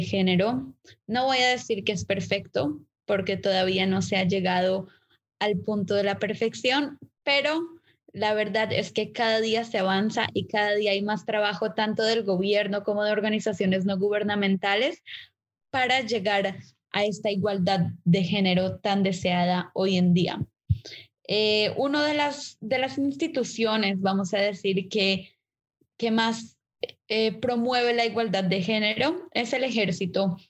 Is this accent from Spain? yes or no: no; Colombia; yo nací en Colombia como tercera generación nacida en Colombia.